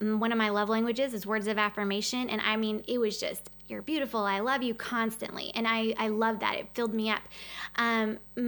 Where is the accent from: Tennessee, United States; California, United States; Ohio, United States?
Tennessee, United States; I'm from Tennessee